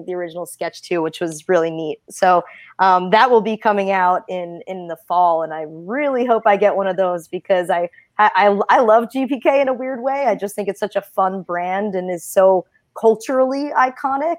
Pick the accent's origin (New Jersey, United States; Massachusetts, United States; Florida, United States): New Jersey, United States; Jersey Shore; I come from the Jersey Shore, so it's just something I grew up with, you know, being at the beach and by the ocean